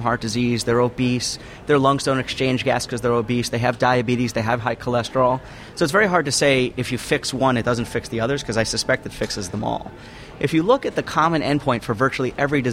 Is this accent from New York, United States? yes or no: yes; New York, United States; now in Denver, United States; since I live in Denver, I'm actually from New York.